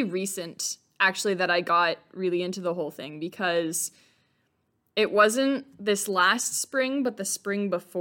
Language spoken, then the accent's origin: English; West Coast of the United States, United States; moved away as an adult; also born or lived in Midwest; I grew up on the West Coast of the United States